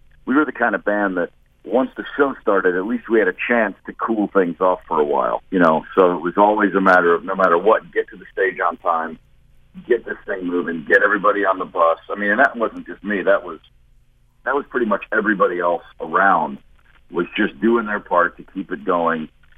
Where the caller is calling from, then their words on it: New York, United States; I'm in New York today.